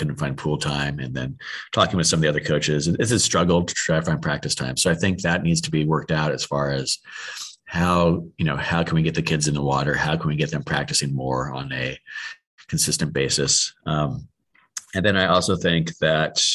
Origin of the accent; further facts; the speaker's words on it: Southern California, United States; also born or lived in El Segundo, California; now in Texas, United States; I'm born and raised in Southern California